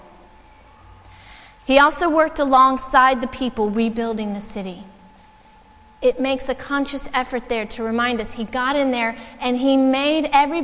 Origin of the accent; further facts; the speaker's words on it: United States; now in Ireland; as an American